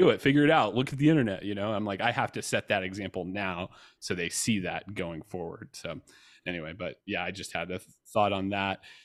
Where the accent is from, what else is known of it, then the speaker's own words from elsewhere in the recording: Georgia, United States; I grew up in Georgia